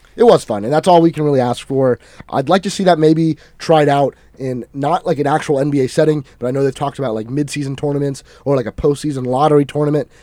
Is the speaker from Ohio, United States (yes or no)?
no; Tampa, Florida, United States; my hometown team, the Tampa Bay Vipers